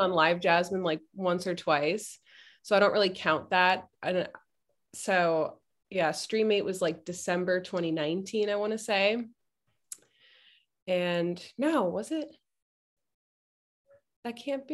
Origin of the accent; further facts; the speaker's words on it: New Jersey, United States; moved away as an adult; also born or lived in Farmington, Maine / Burlington, Vermont / Pennsylvania / San Francisco; I'm from New Jersey, and I did go up there to school.